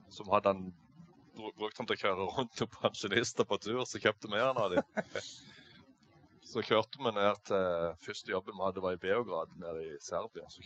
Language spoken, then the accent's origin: Norwegian; Eiken, Agder, Norway; Nei, jeg er oppvokst på en gard oppe i Eiken. Jeg er egentlig ikke fra Lyngdal, jeg er fra Eiken oppe i eh, Indre Agder. Jeg er oppvokst på en gard langt inn i skogen.